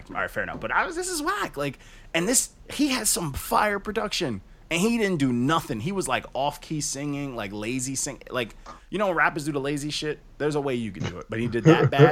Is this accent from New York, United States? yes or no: yes; Long Island, New York, United States; I'm from Long Island